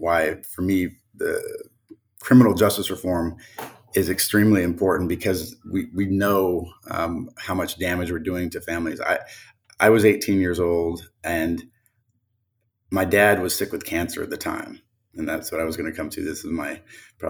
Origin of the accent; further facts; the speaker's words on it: Houston, Texas, United States; I grew up in Houston, actually, because Houston is a big area. So there's a lot of suburbs, but I grew up in the city of Houston.